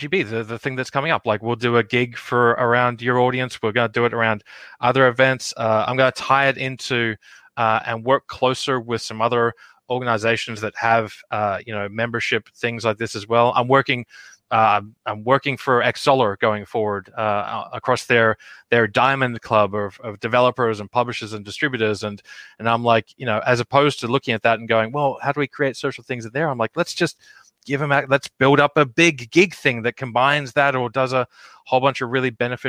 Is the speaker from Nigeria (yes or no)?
no; Australia; now in United States; an Australian living over here in America